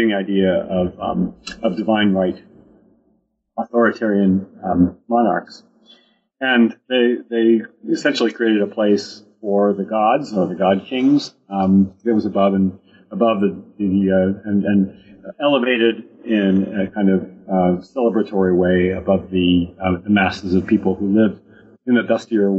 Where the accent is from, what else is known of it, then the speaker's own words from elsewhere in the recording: United States; I grew up in the United States